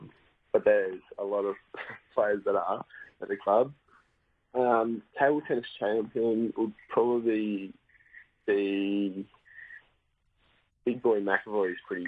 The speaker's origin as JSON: {"language": "English", "country": "Australia", "tie": "born or raised there", "said": "Yeah, I did. The club's not too keen on me doing it now, but yeah, I loved it growing up."}